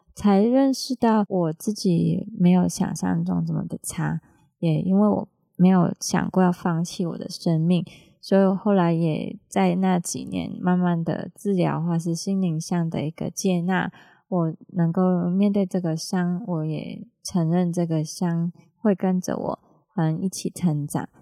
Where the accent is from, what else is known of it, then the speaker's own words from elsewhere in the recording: Hong Kong; now in Taiwan; 我是香港人嘛